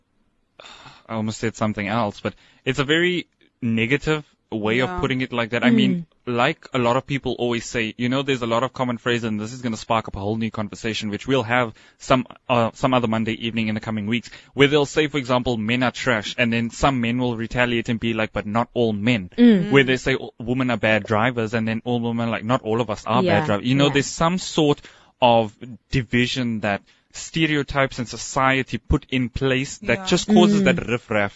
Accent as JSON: {"language": "English", "town": "Johannesburg", "region": "Gauteng", "country": "South Africa", "tie": "born or raised there", "moved": "yes", "said": "I'm originally from Joburg. The area I came from, I was a boy who was always in the house"}